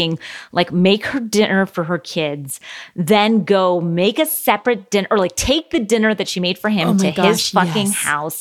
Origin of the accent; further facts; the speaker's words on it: Florida, United States; as a Floridian, we had the Burt Reynolds dinner theater. It was very famous growing up in Florida.